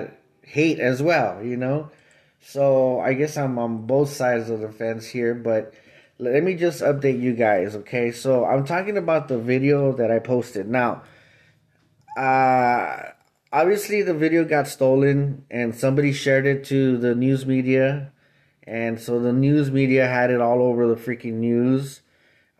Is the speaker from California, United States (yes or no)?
yes; Los Angeles, California, United States; I was born and raised in East